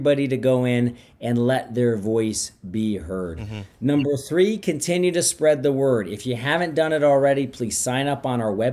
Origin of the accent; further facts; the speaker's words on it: outside of St. Louis, Missouri, United States; I grew up outside of St. Louis